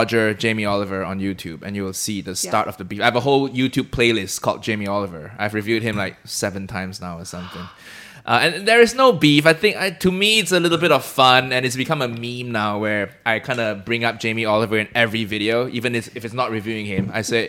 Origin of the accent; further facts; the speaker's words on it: Malaysia; I'm Chinese Malaysian, right? So we grew up just saying "kanpei," which is a Chinese.